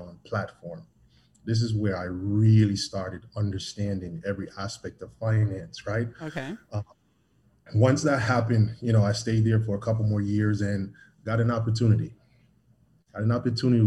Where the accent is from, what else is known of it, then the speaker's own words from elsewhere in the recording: Jamaica; Born and raised in Jamaica.